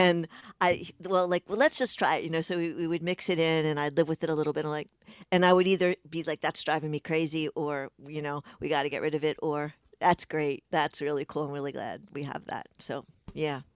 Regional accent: Pikesville, Maryland, United States; I grew up in Pikesville, which is a, a, in Baltimore County, just over the city line in, in Baltimore, Maryland

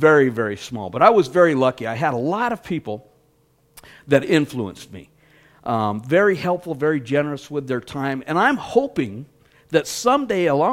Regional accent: Denver, Colorado, United States; I grew up here in Denver, went to Green Mountain High School

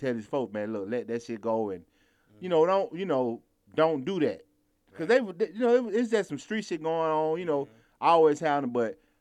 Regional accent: Atlanta, Georgia, United States; I was born in Atlanta, not too far from goddamn Fulton County Stadium where we used to play.

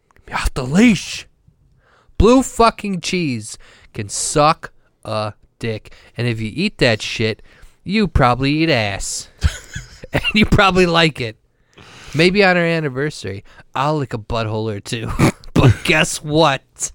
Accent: Wisconsin, United States; I'm a professional from Wisconsin

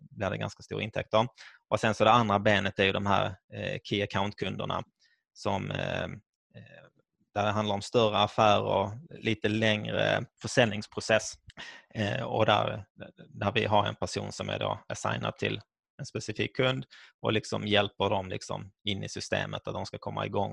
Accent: Skåne, Sweden; Mina föräldrar är från Finland men jag är född och uppvuxen i Skåne.

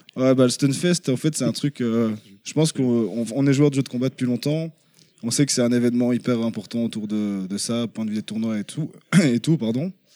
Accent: Brussels, Brussels-Capital Region, Belgium; De Bruxelles, en Belgique

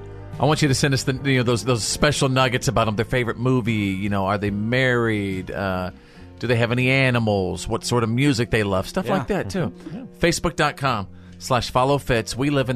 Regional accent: Bowie, Texas, United States; in Bowie, Texas, my hometown.

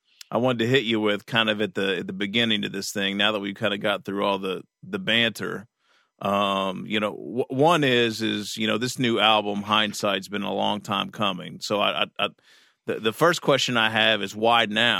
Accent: Kentucky, United States; moved away; I was still in Kentucky. I'm from Kentucky originally

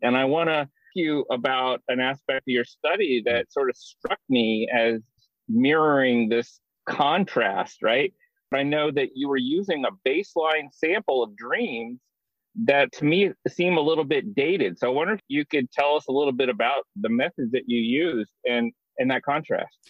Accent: Indianapolis, Indiana, United States; I grew up in Indianapolis and I know that zoo really well

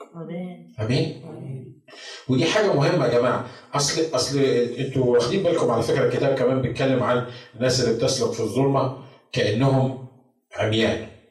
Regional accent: Egypt; moved away; احنا عندنا في مصر

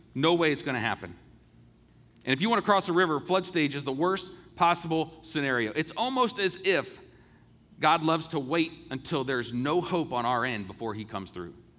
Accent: United States; being an American and being able to grow up in this great country

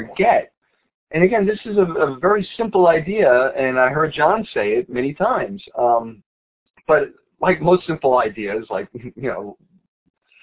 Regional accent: New York City, New York, United States; moved away; I grew up in the Bronx.

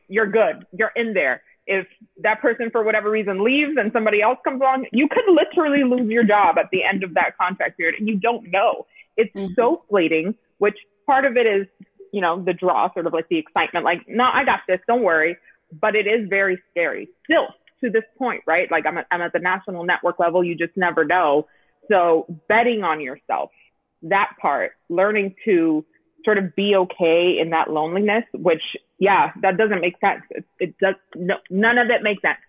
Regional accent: Miami, Florida, United States; moved away as an adult; also born or lived in San Diego, California; start my career in Miami, in my hometown, where my parents

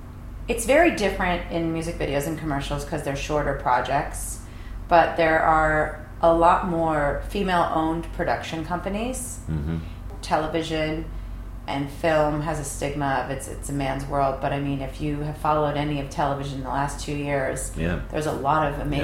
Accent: East Coast, United States; Luckily, I'm from the East Coast, so I feel like I have a great negotiating skills

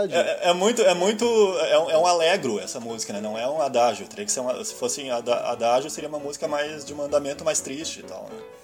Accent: Rio Grande do Sul, Brazil; fica esse bairrismo de achar que aqui nós somos melhores do que.

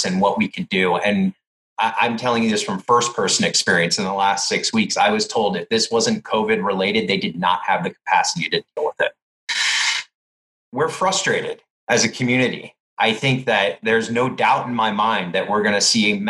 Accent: Clark County, Nevada, United States; my hometown here in Clark County, Nevada

